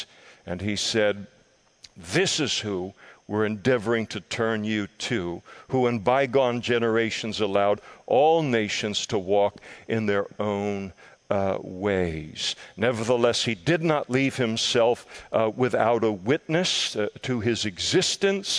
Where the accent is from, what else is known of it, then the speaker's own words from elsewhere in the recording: Scotland, United Kingdom; I am a Scot. Incurably a Scot.